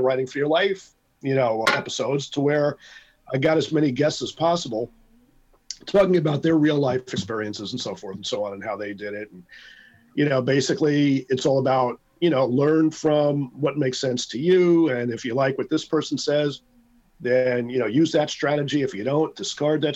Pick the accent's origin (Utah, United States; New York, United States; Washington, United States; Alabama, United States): New York, United States; New York City; I'm from Brooklyn